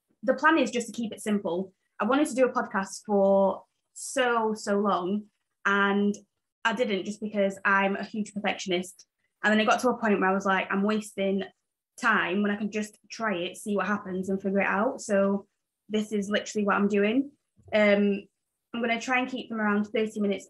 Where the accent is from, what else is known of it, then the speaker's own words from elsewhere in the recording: Sheffield, Yorkshire and the Humber, United Kingdom; moved away as an adult; also born or lived in Zambia; now in Belfast, United Kingdom; I was born in Zambia, moved to England in Sheffield when I was 7, grew up in England, and then moved to Ireland when I was, I think, 22 or 21